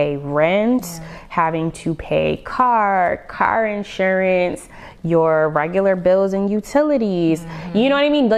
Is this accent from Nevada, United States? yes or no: yes; Las Vegas, Nevada, United States; growing up in Vegas, I performed a lot.